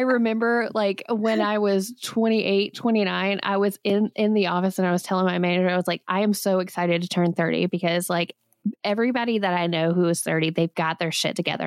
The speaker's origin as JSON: {"language": "English", "region": "Alabama", "country": "United States", "tie": "born or raised there", "said": "I grew up in Alabama"}